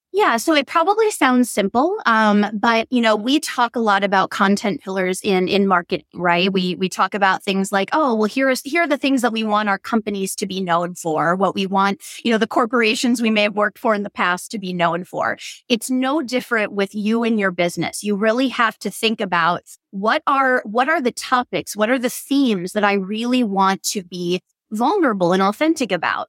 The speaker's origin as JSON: {"language": "English", "area": "Door County", "region": "Wisconsin", "country": "United States", "tie": "born or raised there", "also_born_or_lived": "Madison, Wisconsin", "said": "I just moved back to Door County, Wisconsin, which is my home"}